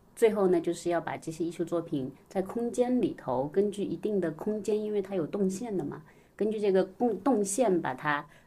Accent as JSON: {"language": "Chinese", "town": "Wenzhou", "region": "Zhejiang", "country": "China", "moved": "yes", "lives_now": "Shanghai, China", "said": "我是温州人"}